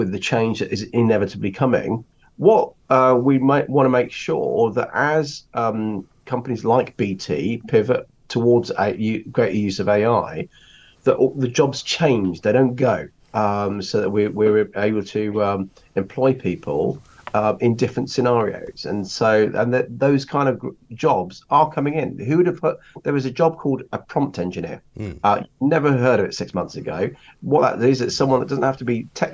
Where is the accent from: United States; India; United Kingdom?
United Kingdom; Rugby, West Midlands; moved away as an adult; now in London, United Kingdom; I was born in Rugby. I moved to London when I was 19, so I've had all my adult life here.